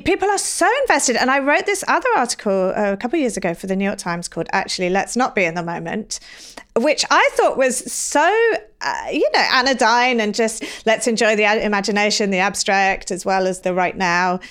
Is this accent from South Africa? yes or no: no; England, United Kingdom; now in United States; I'm from England